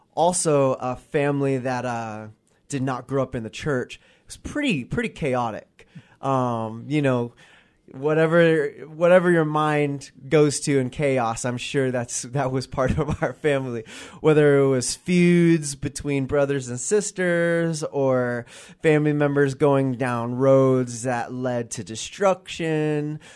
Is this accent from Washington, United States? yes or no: yes; Gig Harbor, Washington, United States; I grew up in Gig Harbor, Washington, so I, I'm a, I'm a resident of the Pacific Northwest. I've been here pretty much my, my entire